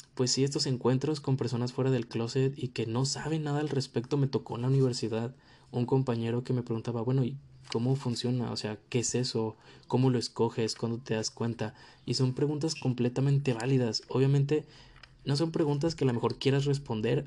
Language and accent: Spanish; Mexico; esto lo digo completamente como mexicano porque vivimos en una cultura donde las familias tienen un peso súper importante